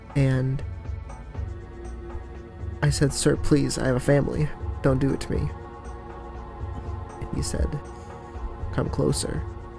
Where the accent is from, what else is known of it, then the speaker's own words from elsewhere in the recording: West Virginia, United States; walking down the streets of my hometown